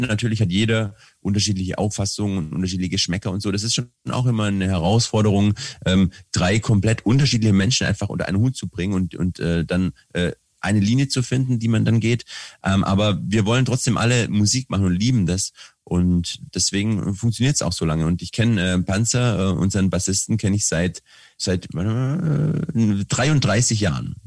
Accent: Swabia, Germany; als Schwabe

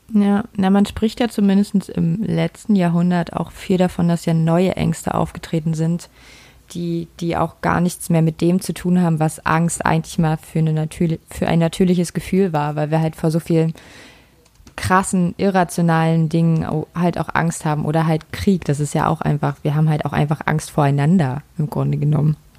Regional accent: Berlin, Germany; also ich bin ja in Berlin groß geworden. Ich komme aus Ostberlin, ich komme also aus der ehemaligen DDR.

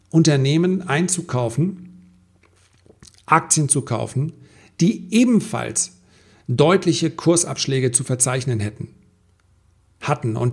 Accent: Flensburg, Schleswig-Holstein, Germany; in meiner Heimatstadt wurde im Übrigen abgelehnt, dass diese Touristen kommen. Die hätten wahnsinnig viel äh, Kapital auch mitgebracht, ja. 2500 Leute oder 3000 Leute, die sie auf so einem Kreuzfahrtschiff sind. Und dann kommen sie in so eine kleine Stadt, Hafenstadt wie Flensburg.

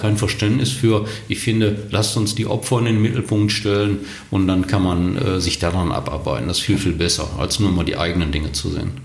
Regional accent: Germany; bei uns in Deutschland

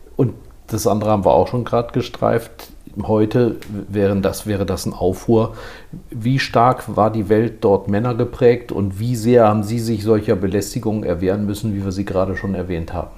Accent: Rhineland, Germany; ich bin Rheinländer

